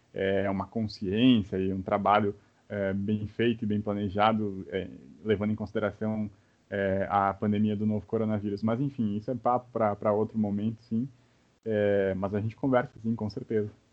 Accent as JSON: {"language": "Portuguese", "country": "Brazil", "said": "a gente como brasileiro"}